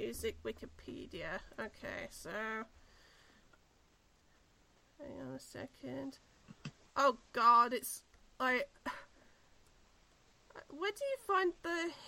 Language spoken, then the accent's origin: English; New Zealand; we're both from New Zealand